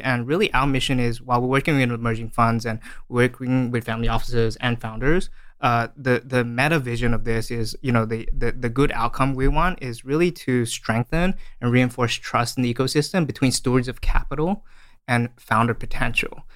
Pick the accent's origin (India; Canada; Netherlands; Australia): Australia; moved away as an adult; also born or lived in Malaysia; now in San Francisco, United States; I was born in Malaysia and I, uh, grew up in Australia